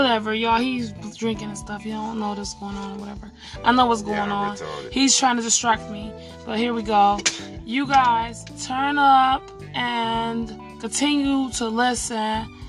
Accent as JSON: {"language": "English", "town": "Detroit", "region": "Michigan", "country": "United States", "said": "I'm from Detroit, and I got an accent."}